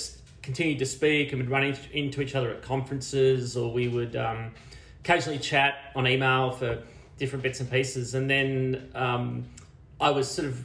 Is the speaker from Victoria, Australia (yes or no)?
no; Bungendore, New South Wales, Australia; accent: Australian; moved away as an adult; also born or lived in Wagga Wagga, Australia; I came from Bungendore, which was like a small country town just outside of Canberra